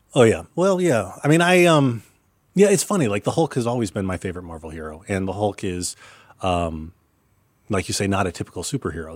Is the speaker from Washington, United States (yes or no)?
no; Dallas, Texas, United States; moved away as an adult; now in New York, United States; I grew up in Dallas